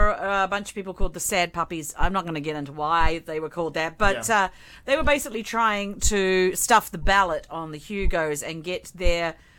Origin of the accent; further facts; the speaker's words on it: Wellington, New Zealand; moved away; it would have been held in New Zealand. In fact, in my hometown of Wellington.